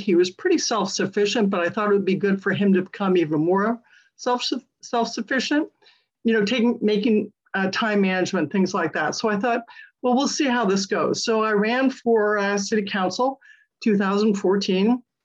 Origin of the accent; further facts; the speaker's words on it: Connecticut, United States; now in Pleasant Hill, United States; I was born and raised in Connecticut